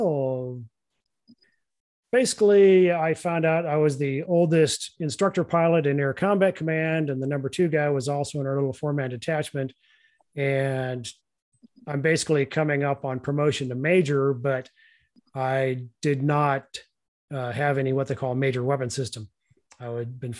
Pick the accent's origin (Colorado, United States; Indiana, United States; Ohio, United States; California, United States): California, United States; Northern; moved away; also born or lived in Arizona; I grew up in Northern California